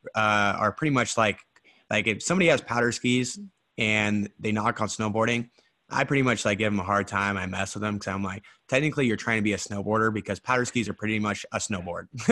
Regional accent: Idaho, United States; now in Scottsdale, United States; I'm from Idaho.

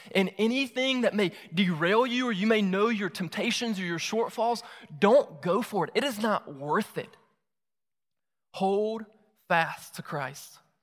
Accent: Moultrie, Georgia, United States; moved away as an adult; also born or lived in Augusta, Georgia; move back to my hometown, Moultrie, Georgia

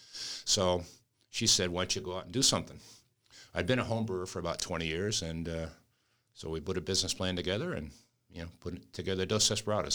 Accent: New England, United States; moved away; I'm from New England

